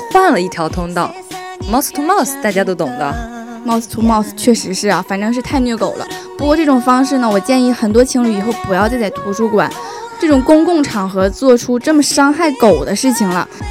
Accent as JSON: {"language": "Chinese", "region": "Northeast China", "country": "China", "moved": "as an adult", "said": "因为我家是东北的嘛"}